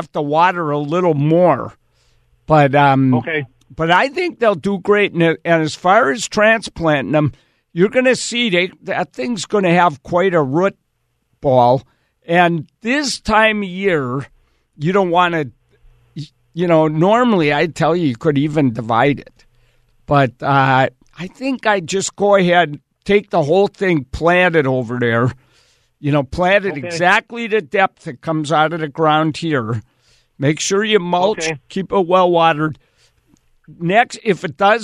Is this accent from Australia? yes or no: no; Wisconsin, United States; moved away; I grew up in Wisconsin